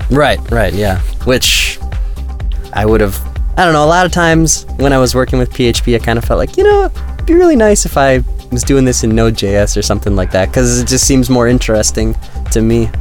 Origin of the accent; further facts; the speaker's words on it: Midwest, United States; moved away as an adult; now in Kharkiv, Ukraine; I come from the Midwest